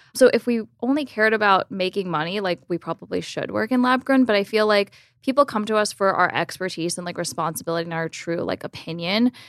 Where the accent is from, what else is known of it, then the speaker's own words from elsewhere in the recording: Miami Beach, Florida, United States; grew up in Miami Beach, Florida